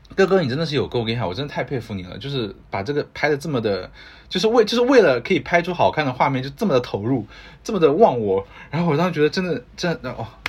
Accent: China; moved away as an adult; also born or lived in United States; 我们中国人讲来都来了的精神

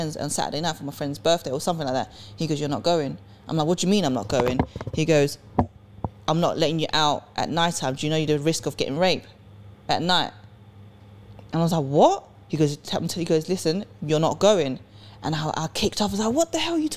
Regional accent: Sweden; also born or lived in England; now in United Kingdom; I was born in Sweden. I came from Sweden. And where I grew up in Sweden was like Edmonton

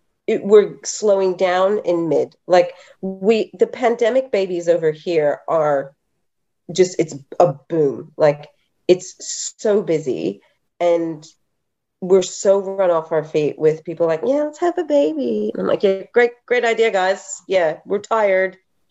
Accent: Mount Helena, Western Australia, Australia; I'm originally, well, obviously by my accent, not originally, but I grew up in Perth, up in Mount Helena.

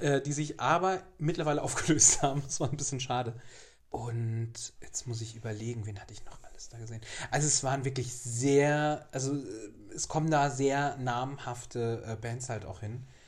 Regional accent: Giessen, Hesse, Germany; moved away; in Gießen, in meiner alten Heimat

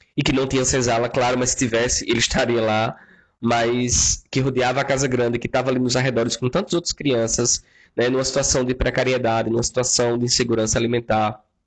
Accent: Vale das Espinharas, interior of Paraíba, Brazil; moved away as an adult; now in Pernambuco, Brazil; eu sou paraibano, mas já moro aqui em Pernambuco há mais de 10 anos

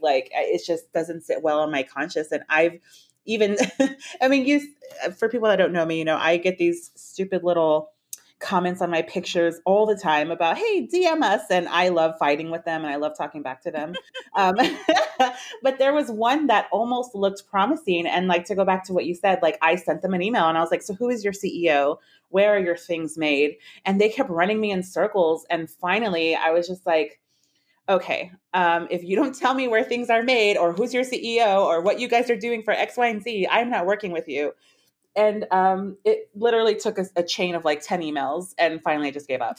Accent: San Antonio, Texas, United States; my hometown of San Antonio

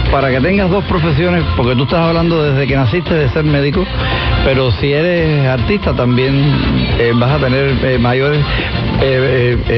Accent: San Luis, Pinar del Río, Cuba; moved away as an adult; also born or lived in Havana / Spain; now in Miami, United States; Nací en Vuelta Abajo, la, tierra del mejor tabaco del mundo, pero nunca he fumado.

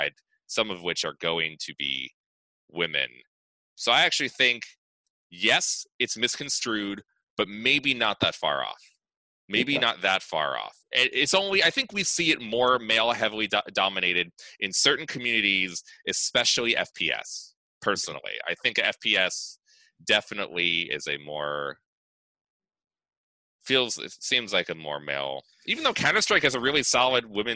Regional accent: New York, United States; I'm from New York

